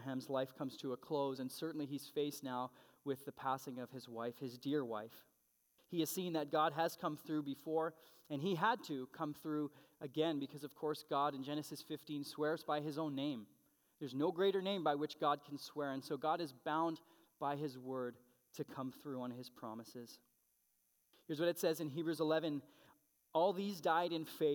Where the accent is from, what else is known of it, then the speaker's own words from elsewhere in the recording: Canada; being a Canadian citizen.